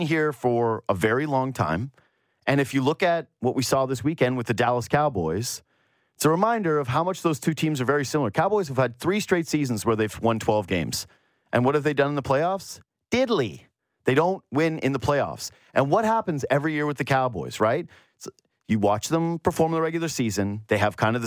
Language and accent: English; Canada; as a lifelong Canadian